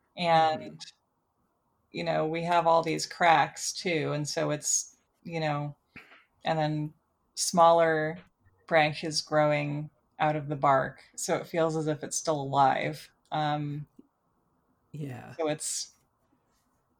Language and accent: English; Portland, Oregon, United States; also born or lived in Honolulu, Hawaii; I grew up in Portland too, and in Honolulu for a few years.